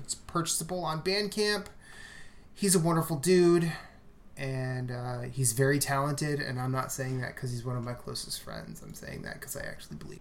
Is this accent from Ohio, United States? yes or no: no; rural Iowa, United States; I'm not from the South, but being from rural Iowa